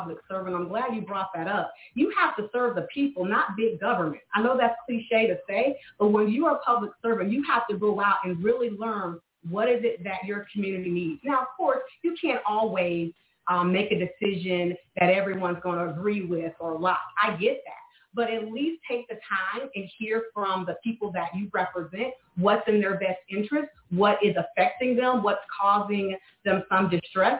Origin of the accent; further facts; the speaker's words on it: Panama City, Florida, United States; moved away as an adult; we grew up here in Ward 2. We had the MLK Rec Center where many of us grew up